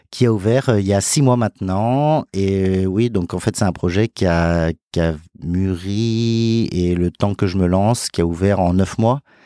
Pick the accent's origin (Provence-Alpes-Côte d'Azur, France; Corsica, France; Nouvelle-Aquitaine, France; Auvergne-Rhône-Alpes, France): Auvergne-Rhône-Alpes, France; Lyon; now in Paris, France; je suis né en France, euh, à Lyon